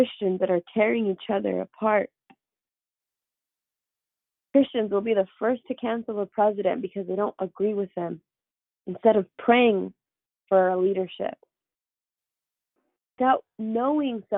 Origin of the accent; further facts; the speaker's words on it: San Jose, California, United States; I grew up on the east side. I'm from San Jose, and if you're from the area, you know I grew up on McLaughlin Avenue